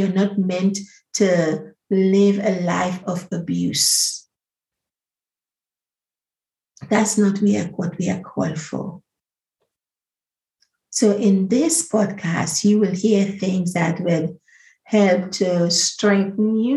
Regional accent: Grenada; I'm the original Spice Girl from Grenada, because I grew up on the Spice Island.

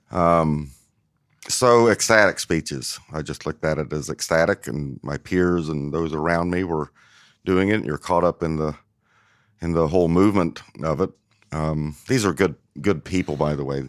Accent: New Castle, Indiana, United States; moved away; also born or lived in Cleveland, Tennessee; growing up in Newcastle, it's a, a relatively mid-size, mid-size small town.

